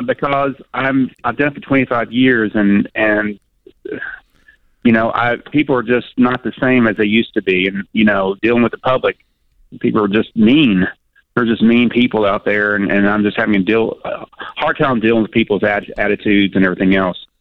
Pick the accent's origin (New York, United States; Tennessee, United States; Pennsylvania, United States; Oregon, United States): Tennessee, United States; near Nashville; that's close to my hometown